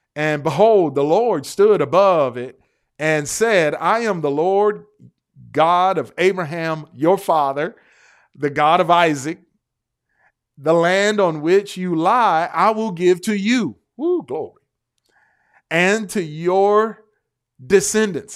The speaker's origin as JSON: {"language": "English", "town": "Detroit", "region": "Michigan", "country": "United States", "said": "I'm from Detroit"}